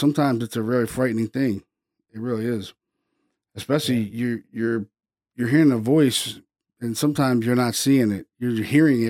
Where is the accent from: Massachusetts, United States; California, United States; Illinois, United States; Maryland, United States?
Maryland, United States; Baltimore; I grew up in Baltimore City